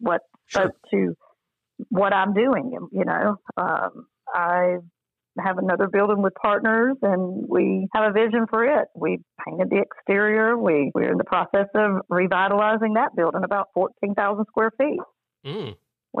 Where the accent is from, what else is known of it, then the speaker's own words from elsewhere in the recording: Albany, Georgia, United States; also born or lived in Leesburg, Georgia; I grew up in Albany and Leesburg and went to school there